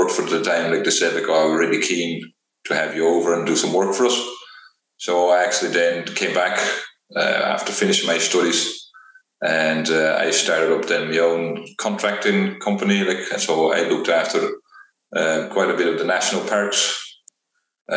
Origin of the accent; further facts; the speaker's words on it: Netherlands; moved away as an adult; also born or lived in Velp, Netherlands; now in Donegal, Ireland; I grew up like in Holland, where I kind of lived in the countryside.